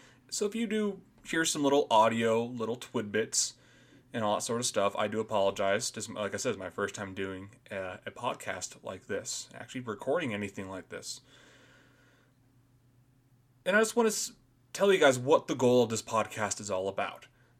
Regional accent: Boise, Idaho, United States; born there; So, I was born here in Boise, Idaho

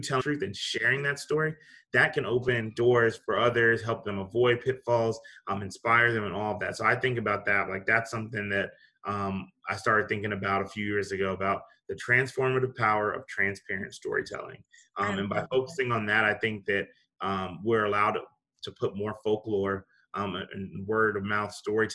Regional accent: New York, United States; moved away; also born or lived in South Carolina; I was born in New York

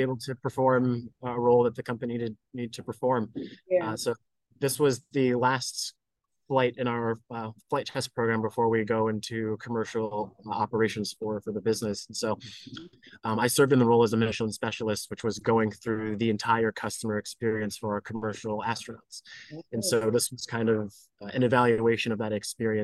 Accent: United States; I grew up here in the United States

